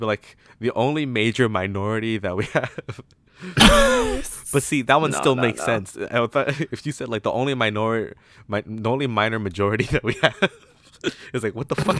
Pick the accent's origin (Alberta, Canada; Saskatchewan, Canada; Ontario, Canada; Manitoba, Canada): Ontario, Canada; Toronto; So, I grew up in Toronto all my life, right? I never moved once, as far as I know.